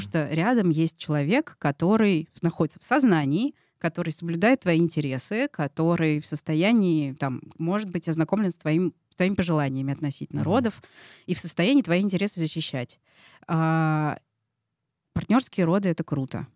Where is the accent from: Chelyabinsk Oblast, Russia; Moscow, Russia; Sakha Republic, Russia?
Moscow, Russia; как я, москвичка э, привилегированная